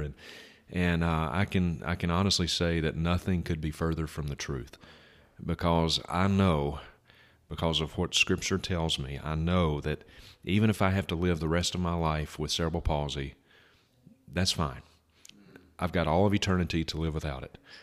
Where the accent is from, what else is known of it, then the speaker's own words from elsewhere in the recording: Vicksburg, Mississippi, United States; my hometown of Vicksburg